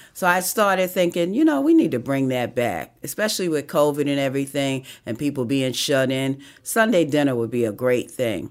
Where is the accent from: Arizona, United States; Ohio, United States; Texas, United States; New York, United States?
New York, United States; New York City; moved away as an adult; also born or lived in Harlem; now in Georgia, United States; I was born and raised on the Upper West Side of Manhattan. Lived in Harlem for seventeen years before coming to Georgia